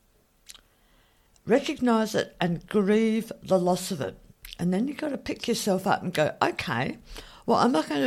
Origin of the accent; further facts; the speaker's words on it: Australia; I'm Australian